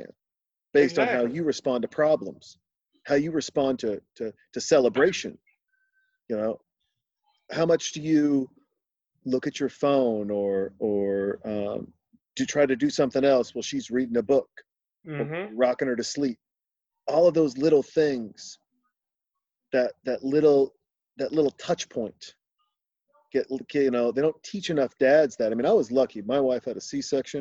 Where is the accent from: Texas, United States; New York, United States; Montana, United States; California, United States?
Montana, United States; I was born in Montana.